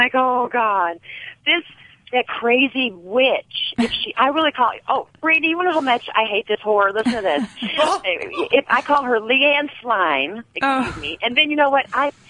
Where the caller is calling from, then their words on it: Kentucky, United States; I'm calling from Kentucky.